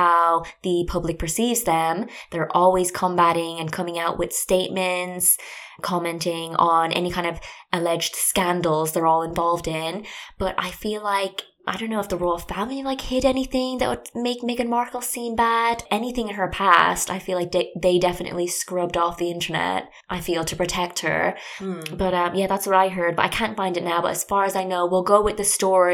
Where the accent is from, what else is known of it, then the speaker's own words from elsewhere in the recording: Ireland; I'm from Ireland and I grew up there